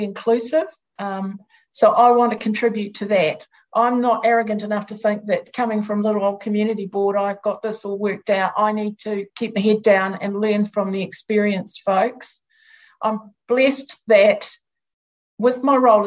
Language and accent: English; New Zealand